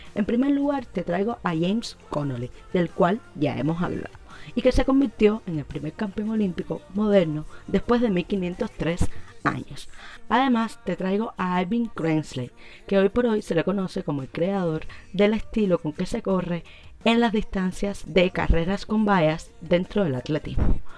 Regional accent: Cuba; Como buena cubana

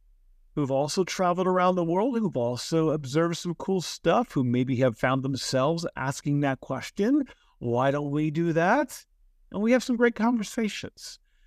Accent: United States; But my home country, the USA, we are a country of immigrants.

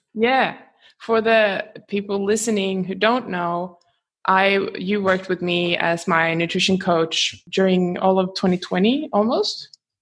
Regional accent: Gothenburg, Västra Götaland, Sweden; now in Australia; I am from Gothenburg

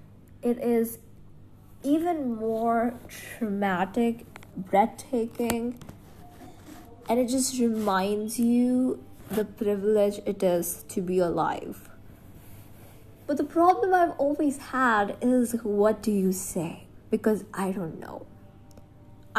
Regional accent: India; I'm from India.

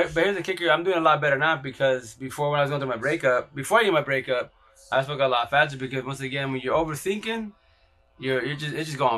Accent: Yakima, Washington, United States; I'm from here from Yakima, Washington

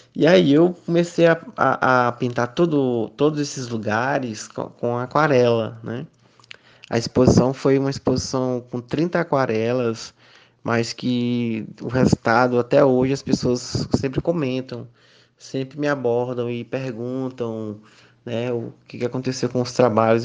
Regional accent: Miguel Alves, Piauí, Brazil; also born or lived in Teresina; Sou natural de Miguel Alves, aqui do, do Piauí

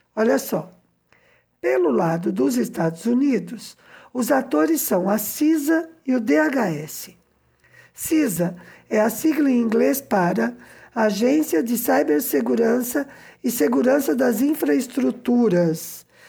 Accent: São Paulo, Brazil; moved away as an adult; also born or lived in southern Minas Gerais, Brazil; now in Cuba; eu que sou de São Paulo e morei na fronteira com o sul de Minas

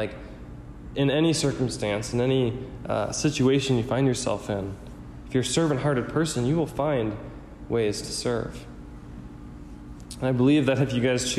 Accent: United States; I'm wired that way growing up in America

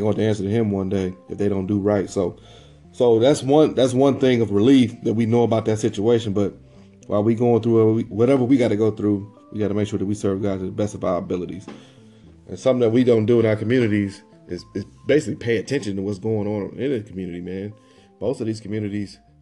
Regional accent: Lebanon, Illinois, United States; moved away; also born or lived in Dayton, Ohio; I'm from Illinois, so I'm from Lebanon, Illinois

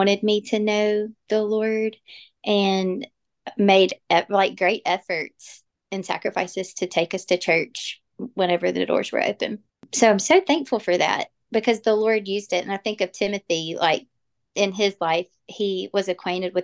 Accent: Jackson, Mississippi, United States; I was born and raised in Jackson, Mississippi, or that area

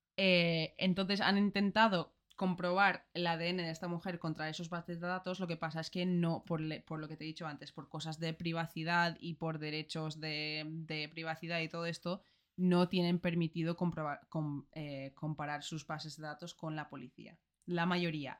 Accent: Ireland; Spanish is a second language; moved away; soy de Irlanda

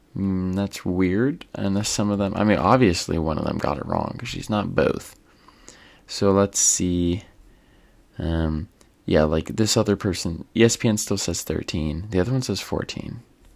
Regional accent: Ireland; I mean, as an Irishman, completely unbiased opinion on that.

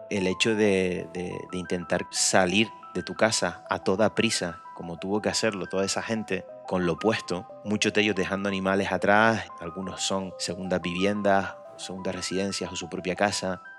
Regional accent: Gran Canaria, Canary Islands, Spain; vengo de, de, las Islas Canarias, soy gran canario

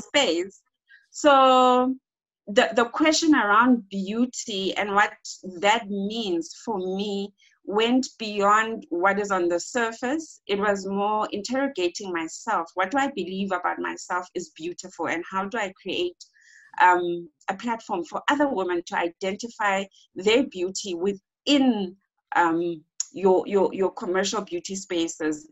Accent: Eastern Cape, South Africa; moved away; I am from the Eastern Cape

